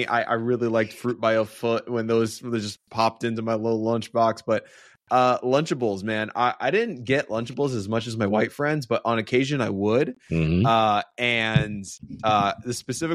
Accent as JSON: {"language": "English", "region": "New Jersey", "country": "United States", "tie": "born or raised there", "also_born_or_lived": "New York", "said": "I was growing up in New Jersey, New York, New Jersey"}